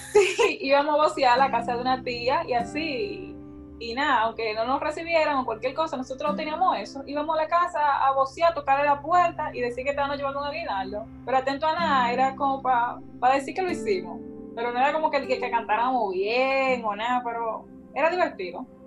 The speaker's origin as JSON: {"language": "Spanish", "country": "Dominican Republic"}